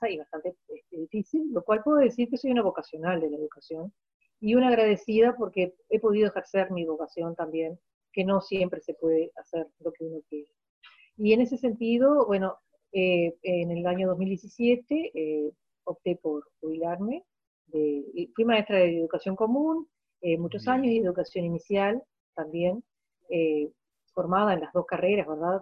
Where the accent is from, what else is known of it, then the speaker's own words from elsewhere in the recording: Maldonado, Uruguay; moved away as an adult; also born or lived in Montevideo; soy una hija de Maldonado. Eh, yo nací en esta ciudad